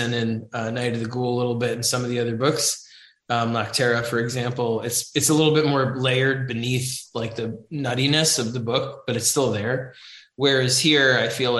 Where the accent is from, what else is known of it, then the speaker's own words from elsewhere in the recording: New York City, New York, United States; growing up in New York City